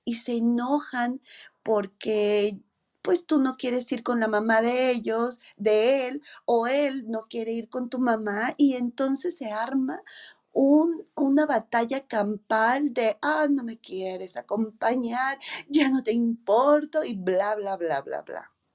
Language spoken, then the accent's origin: Spanish; Mexico; nosotros como mexicanas